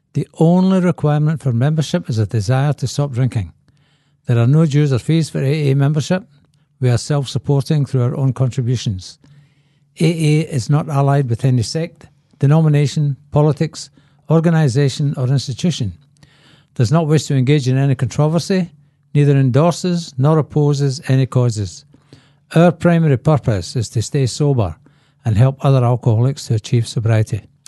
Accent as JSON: {"language": "English", "town": "Glasgow", "region": "Scotland", "country": "United Kingdom", "tie": "born or raised there", "said": "I was born in Glasgow and, uh, there was a lot of alcoholism in my family"}